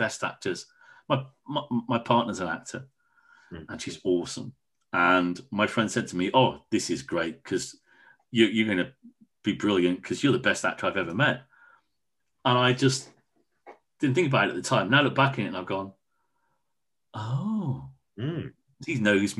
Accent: Wolverhampton, West Midlands, United Kingdom; moved away; also born or lived in Truro; I was brought up in Wolverhampton

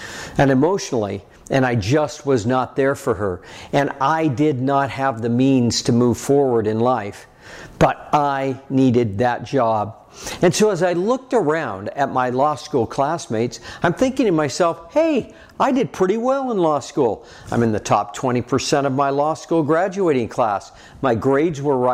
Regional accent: Red Lodge, Montana, United States; I was from Red Lodge, Montana

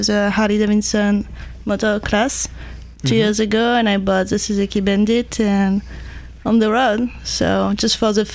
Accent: France; moved away as an adult; also born or lived in Georgia, United States; now in Santa Cruz, United States; I grew up in France

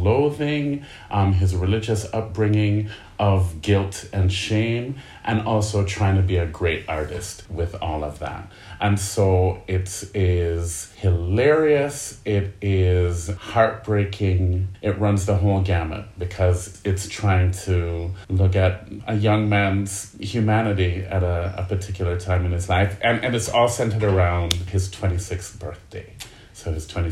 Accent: Kingston, Jamaica; I am from Kingston, Jamaica

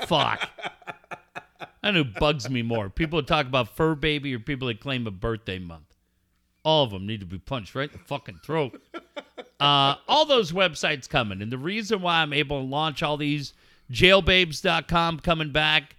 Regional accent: Cardiff, California, United States; also born or lived in La Costa, California; now in La Mesa, United States; I grew up in Cardiff

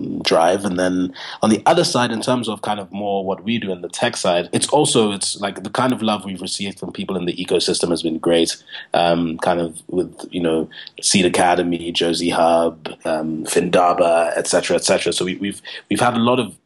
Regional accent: Nigeria; now in South Africa; I'm originally from Nigeria

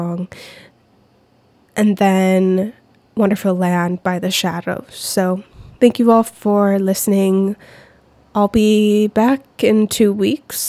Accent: United States; as an American

